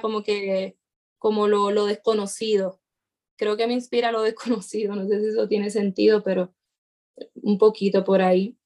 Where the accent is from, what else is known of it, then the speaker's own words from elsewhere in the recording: Puerto Rico; en mi país